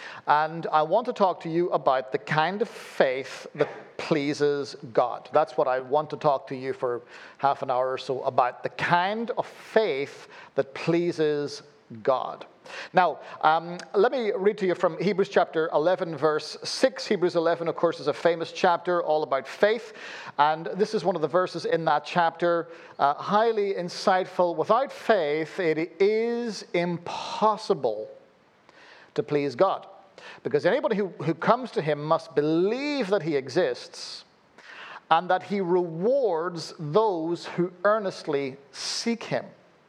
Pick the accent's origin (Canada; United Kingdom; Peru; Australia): United Kingdom; Belfast, Northern Ireland; born there; accent: weird; Forgive my weird accent. Born in Belfast, lived all over the place, so you end up with a weird accent like this when you live that kind of nomadic existence.